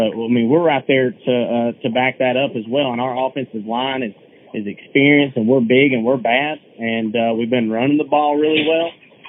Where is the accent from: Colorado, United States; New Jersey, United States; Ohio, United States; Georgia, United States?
Georgia, United States; North; being up in North Georgia and right here next to the Tennessee line